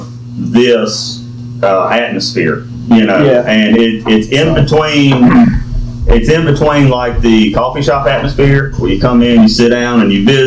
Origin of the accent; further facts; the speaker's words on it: Amite, Louisiana, United States; I'm from Amite, Louisiana. Born and raised